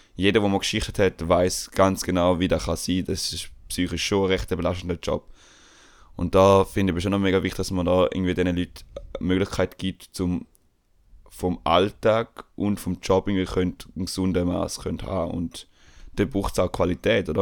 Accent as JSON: {"language": "German", "country": "Switzerland", "said": "bei uns in der Schweiz"}